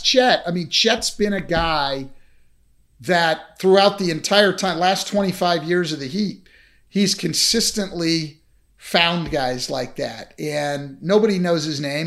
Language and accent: English; Bay Area, California, United States; I grew up in the Bay Area